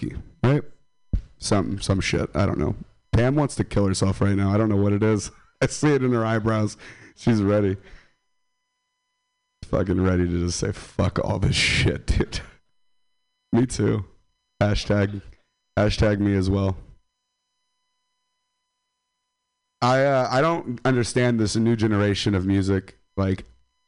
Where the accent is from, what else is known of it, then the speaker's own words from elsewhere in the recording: Stockton, California, United States; Stockton, California. I'm from Stockton.